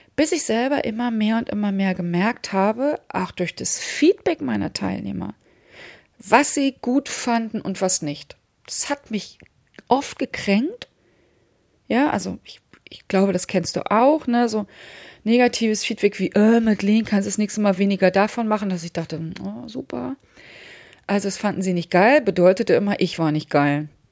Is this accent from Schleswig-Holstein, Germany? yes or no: no; Hamburg, Germany; ich komme aus Hamburg